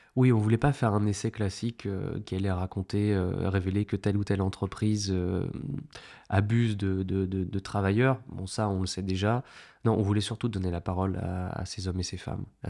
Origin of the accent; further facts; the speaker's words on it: France; en tant que Français